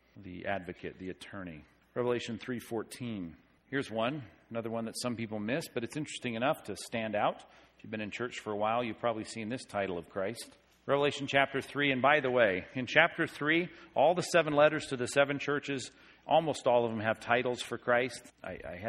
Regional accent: Long Beach, California, United States; I grew up in Long Beach

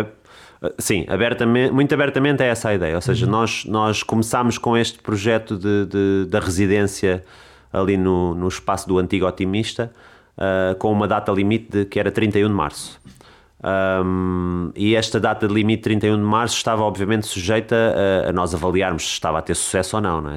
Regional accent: Lisbon, Portugal; moved away as an adult; also born or lived in Amadora / London; now in Alcácer do Sal, Portugal; Eu sou de Lisboa, uhum. um, nasci nasci e vivi os primeiros anos da minha vida ali na zona do Alto São João

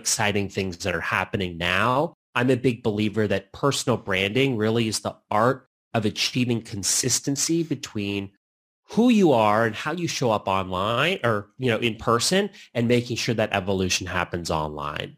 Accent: Canada; also born or lived in Lisbon, Portugal; now in United States; I'm Canadian

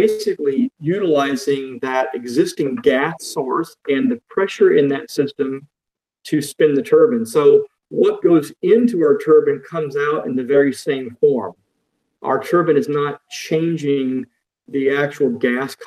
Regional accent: Florida, United States; moved away as an adult; now in North Carolina, United States; I grew up in Florida, where I spent all of my younger life going to school and finished college in Florida, and then immediately moved to North Carolina, where I've been ever since

